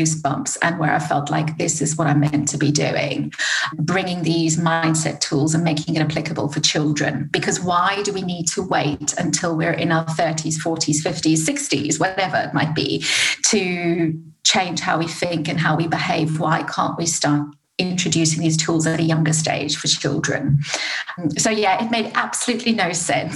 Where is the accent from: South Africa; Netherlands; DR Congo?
South Africa; moved away as an adult; now in United Kingdom; I'm from South Africa.